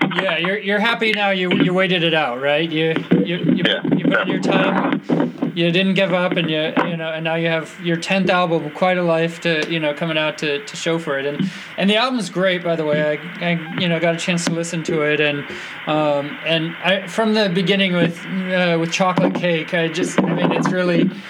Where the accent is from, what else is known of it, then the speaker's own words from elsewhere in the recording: Napa, California, United States; I'm from Napa